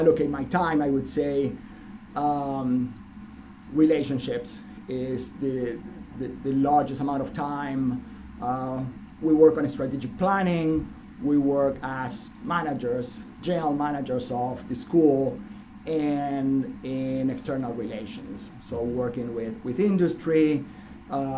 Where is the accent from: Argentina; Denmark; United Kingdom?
Argentina; moved away as an adult; also born or lived in upstate New York; now in New Hampshire, United States; I came from Argentina in 1999 to do a master's in business administration